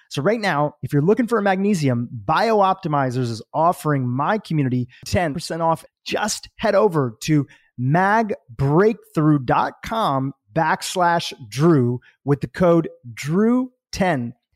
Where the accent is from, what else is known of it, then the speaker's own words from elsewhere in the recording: United States; I'm eating crappy school lunches in America